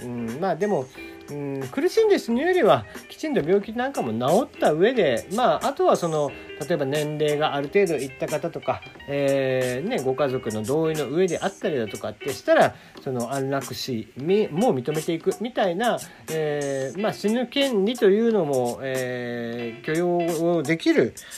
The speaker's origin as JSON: {"language": "Japanese", "region": "Kagoshima", "country": "Japan", "tie": "born or raised there", "said": "僕が小さい頃に育っていた小学校あの鹿児島"}